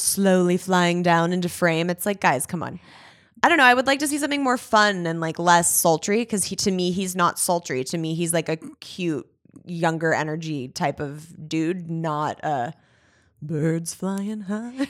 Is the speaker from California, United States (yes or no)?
yes; Los Angeles, California, United States; I'm originally from Woodland Hills.